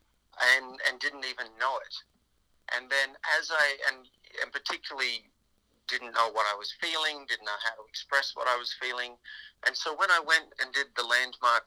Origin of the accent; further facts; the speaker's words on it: Australia; moved away as an adult; also born or lived in New York; I'm from Australia originally